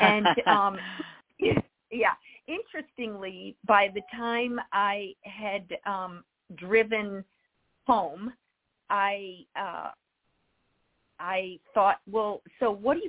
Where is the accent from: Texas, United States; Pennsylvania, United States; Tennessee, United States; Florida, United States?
Tennessee, United States; Nashville; also born or lived in Rochester, New York / San Francisco; now in Los Angeles, United States; I grew up in Nashville